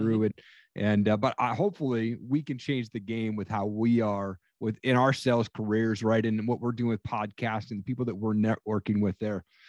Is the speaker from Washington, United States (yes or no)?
yes; Eastern Washington, United States; I grew up in Eastern Washington